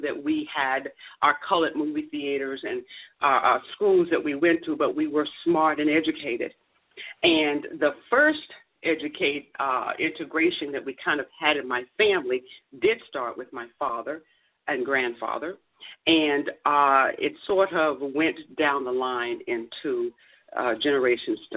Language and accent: English; Virginia, United States; moved away as an adult; also born or lived in Tallahassee, Florida; I'm from Virginia